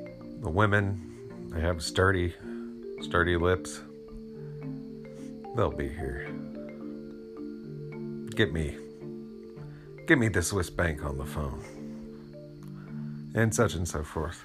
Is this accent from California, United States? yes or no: no; Asheville, North Carolina, United States; born or raised there